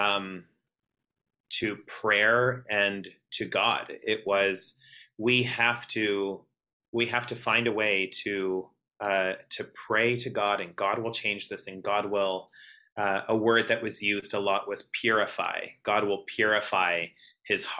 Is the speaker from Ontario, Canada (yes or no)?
no; Southern Alberta, Canada; growing up in Southern Alberta, that's ultra conservative, you know, small town